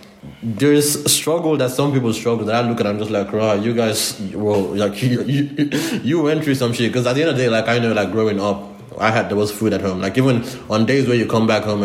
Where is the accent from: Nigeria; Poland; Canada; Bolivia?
Nigeria; moved away; growing up in Nigeria